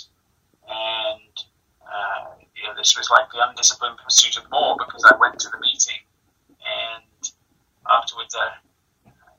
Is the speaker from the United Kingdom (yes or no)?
yes; England, United Kingdom; I was born and raised in England.